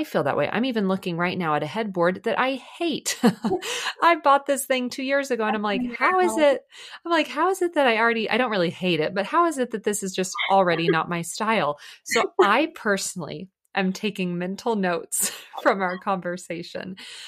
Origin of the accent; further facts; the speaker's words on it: Dallas, Texas, United States; I'm from Dallas originally.